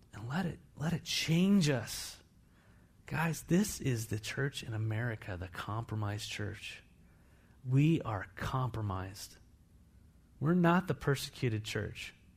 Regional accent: United States; I'm an American

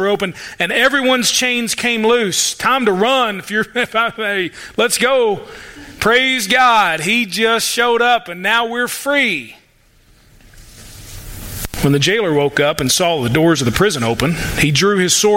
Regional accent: United States; I'm an American

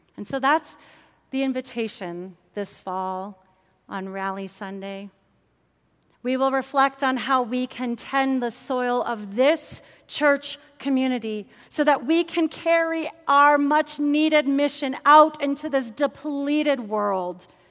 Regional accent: St. Louis, Missouri, United States; I'm a city girl. I grew up in St. Louis, Missouri

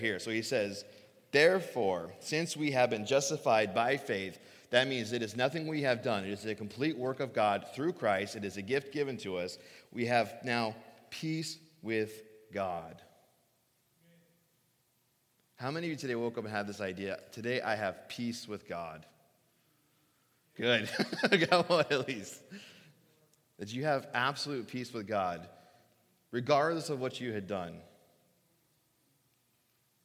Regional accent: Phoenix, Arizona, United States; moved away; I grew up in Phoenix. I grew up in the desert

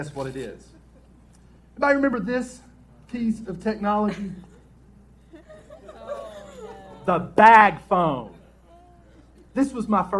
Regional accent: West Virginia, United States; I grew up in West Virginia

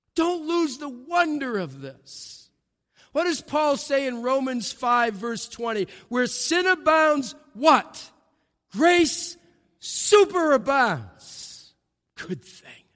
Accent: New England, United States; I'm from New England

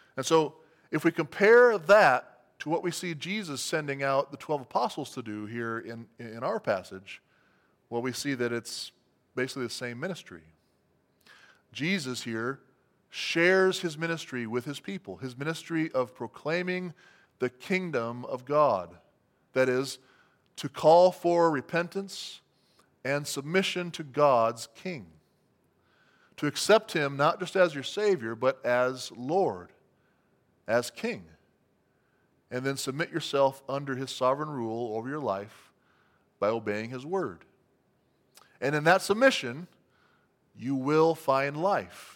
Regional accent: United States; as American Christians

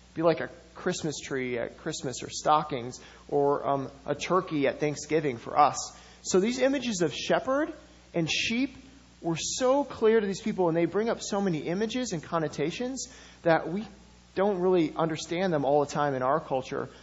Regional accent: Madison, Wisconsin, United States; I grew up in Madison

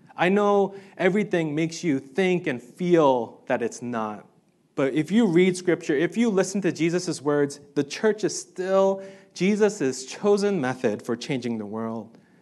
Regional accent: New York City, New York, United States; I grew up in New York City

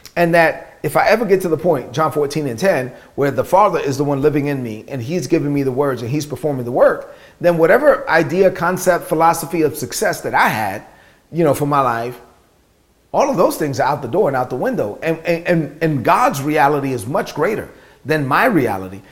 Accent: New York City, New York, United States; born or raised there

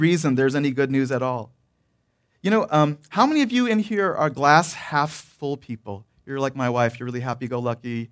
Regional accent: Detroit, Michigan, United States; moved away; also born or lived in the South; where I grew up in Detroit, there were no railroads

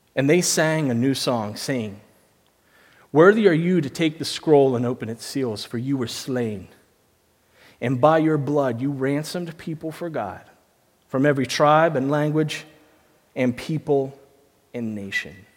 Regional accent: United States; moved away; I'm from America

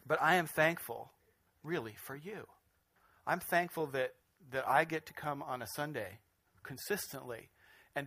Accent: Spokane, Washington, United States; moved away; I grew up in Spokane

